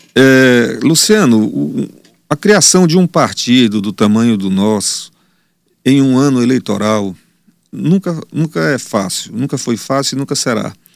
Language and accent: Portuguese; Teresina, Piauí, Brazil; Eu sou de Teresina, não, não irei sair daqui